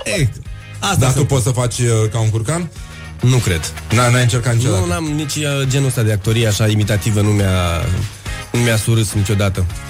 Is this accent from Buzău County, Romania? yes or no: no; Dorohoi, Botoșani County, Romania; accent: Moldavian; now in Bucharest, Romania; Eu sunt din Dorohoi, da, Moldova